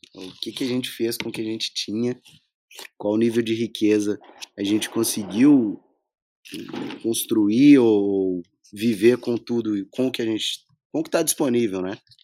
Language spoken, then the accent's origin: Portuguese; Minas Gerais, Brazil; sou mineiro